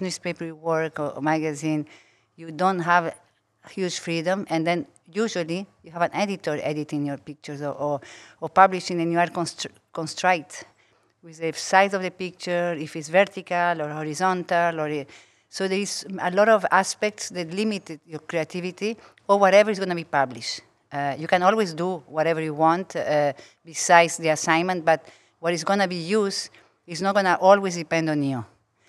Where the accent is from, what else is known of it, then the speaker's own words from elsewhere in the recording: Brazil; English is a second language; also born or lived in Uruguay / United States / Singapore; now in Paris, France; Yes, I was born in Uruguay from a Uruguayan mother, a French father. Grew up part of my life, my childhood in Brazil, but among all of other places.